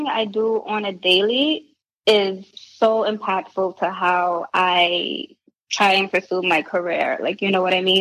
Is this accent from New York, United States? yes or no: yes; New York City, New York, United States; growing up in the Bronx